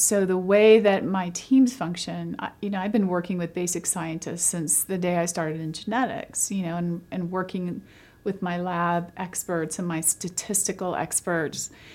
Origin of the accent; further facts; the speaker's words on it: London, Kentucky, United States; I was born in London, Kentucky. My whole family lives in Eastern Kentucky.